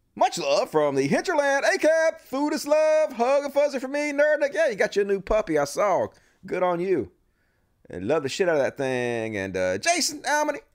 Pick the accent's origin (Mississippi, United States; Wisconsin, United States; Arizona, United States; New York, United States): Mississippi, United States; my home state, Mississippi